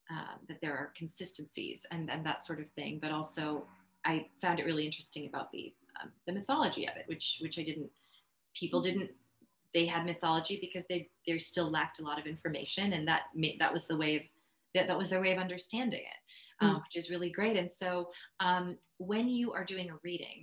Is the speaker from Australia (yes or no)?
yes; Melbourne, Victoria, Australia; I was born in Australia